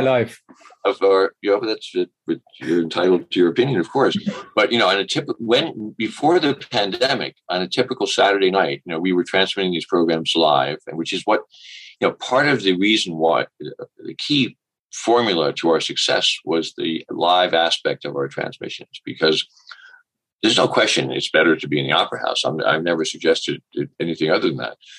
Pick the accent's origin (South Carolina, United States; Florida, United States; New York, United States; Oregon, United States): New York, United States; New York City; I grew up in New York City